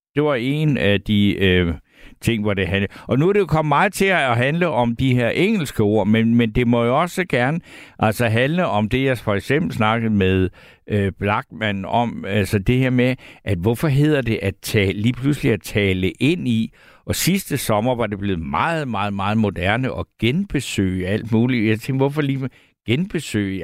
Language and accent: Danish; Svendborg, Southern Denmark, Denmark; jeg er fra Svendborg, der kan jeg vejene